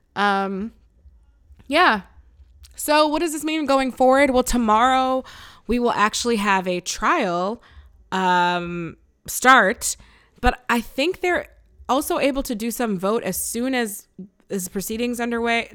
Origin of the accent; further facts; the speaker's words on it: Buffalo, New York, United States; I'm from Buffalo.